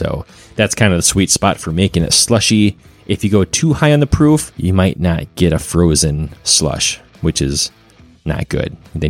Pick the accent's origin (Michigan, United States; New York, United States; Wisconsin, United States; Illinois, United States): Wisconsin, United States; growing up in Wisconsin and drinking these cocktails at Christmas time.